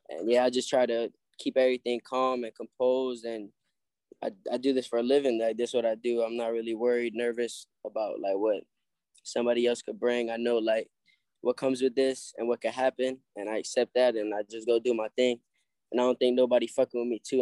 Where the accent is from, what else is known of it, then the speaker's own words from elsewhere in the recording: Hollywood, Florida, United States; also born or lived in New York; I, moved over here to Florida with my uh, mom and my brothers. I got three older brothers